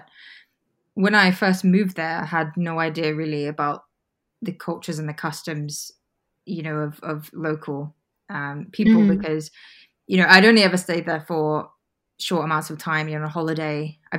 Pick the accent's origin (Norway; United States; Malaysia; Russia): Malaysia; Sabah; also born or lived in United Kingdom; we kind of upped and moved back to my home state, which is Sabah. So I was pretty young. I was about 9 years old and I lived there for a number of years after that.